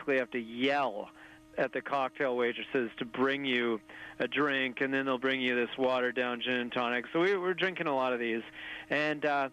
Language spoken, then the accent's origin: English; Desolation Sound, British Columbia, Canada; growing up in Desolation Sound, B.C., remote coastal wilderness where we have a cabin